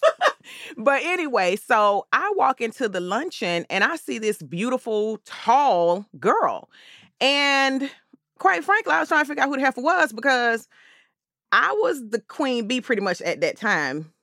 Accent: Atlanta, Georgia, United States; I'm born and raised here in Atlanta

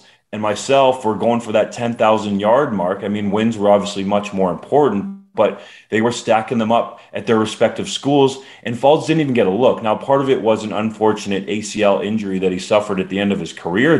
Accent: Canada; I played the position as a Canadian and at a Canadian university.

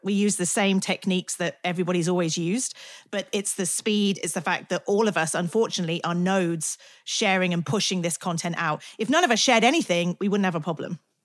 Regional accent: United Kingdom; I'm British

